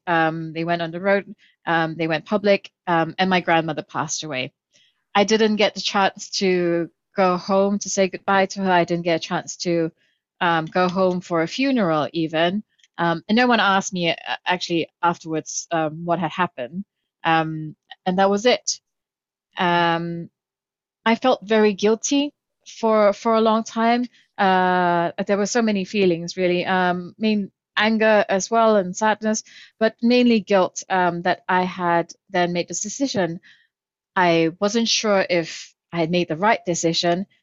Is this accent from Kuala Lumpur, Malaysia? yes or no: yes; Kuala Lumpur, Malaysia; I grew up in Kuala Lumpur, Malaysia